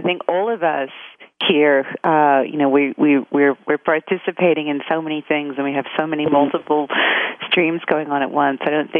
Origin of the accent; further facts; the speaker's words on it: Australia; I grew up in Australia. And but my father was Maltese.